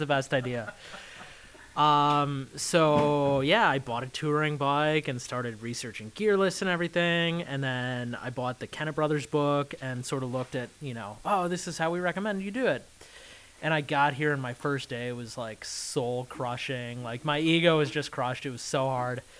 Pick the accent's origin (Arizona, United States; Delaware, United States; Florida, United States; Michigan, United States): Michigan, United States; now in Sacramento, United States; I'm from the States. I grew up in Michigan, and I live in California now, Sacramento.